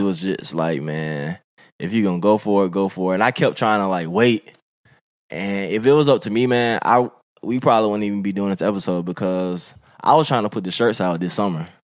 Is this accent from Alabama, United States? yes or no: yes; Birmingham, Alabama, United States; moved away; I'm from Birmingham, Alabama